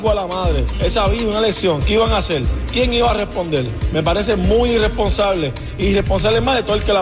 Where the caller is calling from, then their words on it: Puerto Rico; de Puerto Rico.